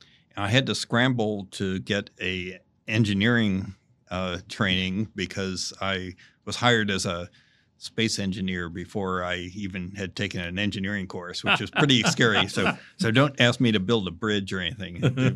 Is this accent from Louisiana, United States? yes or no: no; Chapel Hill, North Carolina, United States; I'm from the U.S. I grew up in Chapel Hill, North Carolina